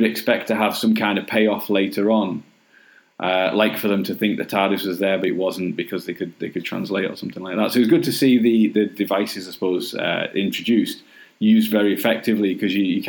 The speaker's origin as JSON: {"language": "English", "town": "Nottingham", "region": "East Midlands", "country": "United Kingdom", "tie": "born or raised there", "moved": "yes", "lives_now": "Cumbria, United Kingdom", "said": "I grew up in Nottingham"}